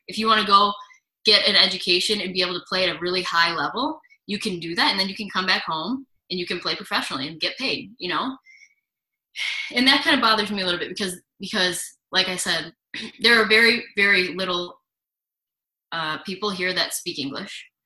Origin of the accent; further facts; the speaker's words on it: United States; moved away as an adult; also born or lived in Buffalo / St. Petersburg, Russia; now in Nizhny Novgorod, Russia; I'm American